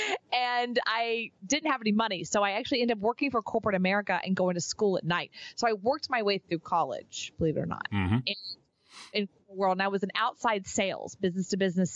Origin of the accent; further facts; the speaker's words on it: Texas, United States; now in Austin, United States; move to Austin, which was kind of coming back home for me. I'm from Texas.